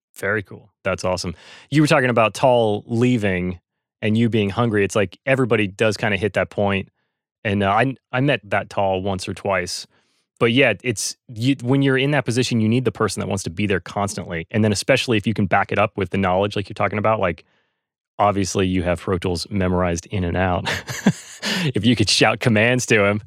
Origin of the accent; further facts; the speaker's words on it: North Carolina, United States; now in Los Angeles, United States; I grew up in North Carolina